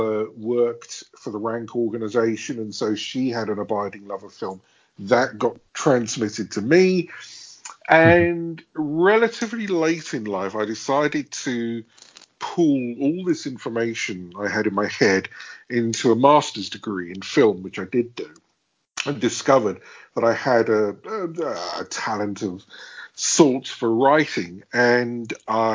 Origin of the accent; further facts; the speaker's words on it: London, United Kingdom; I grew up in London